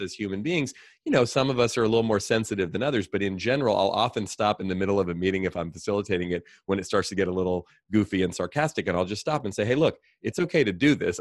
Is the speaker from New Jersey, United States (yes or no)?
no; Oakland, California, United States; I grew up here in the Bay Area. I grew up in Oakland.